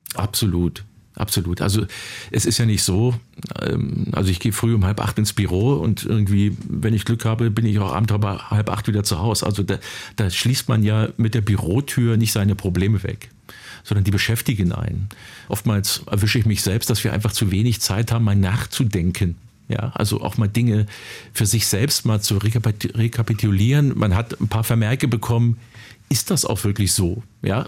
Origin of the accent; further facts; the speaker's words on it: Finsterwalde, Brandenburg, Germany; In meiner Heimatstadt Finsterwalde